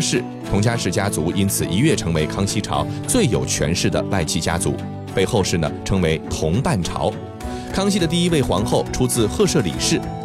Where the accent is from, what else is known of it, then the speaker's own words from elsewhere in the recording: China; 在我们中国